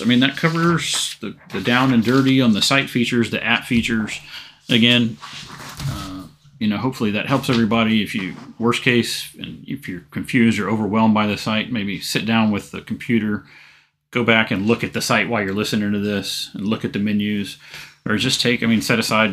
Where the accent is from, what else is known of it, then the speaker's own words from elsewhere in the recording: Fincastle, Virginia, United States; also born or lived in Roanoke, Virginia; now in Richmond, United States; So I was born in Roanoke, Virginia. I grew up in Botetourt County, Virginia, specifically Fincastle.